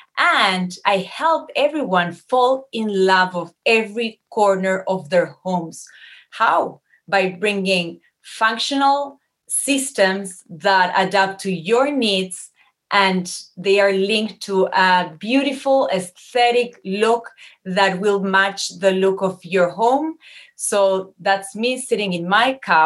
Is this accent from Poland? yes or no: no; Uruguay; moved away as an adult; now in Montreal, Canada; I was born and raised in Uruguay, in a very warm country.